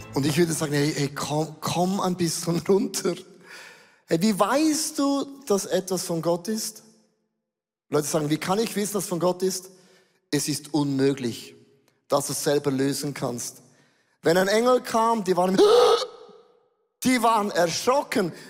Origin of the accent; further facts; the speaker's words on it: Switzerland; Äußerlich bin ich ein Schweizer.